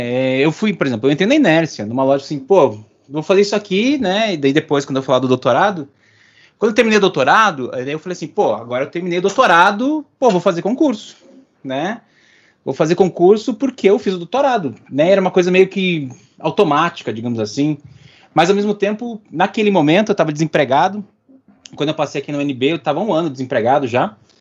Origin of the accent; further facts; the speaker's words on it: Curitiba, Paraná, Brazil; Eu sou, sou de Curitibano